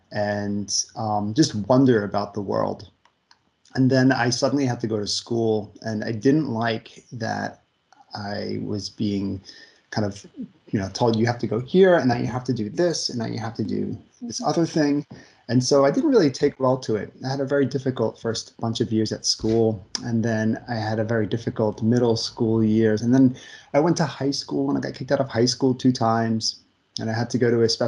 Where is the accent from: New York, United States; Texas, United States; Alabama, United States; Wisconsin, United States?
New York, United States; Long Island; um, I grew up in New York, on Long Island, New York. I'm the fourth child out of 12 in my family.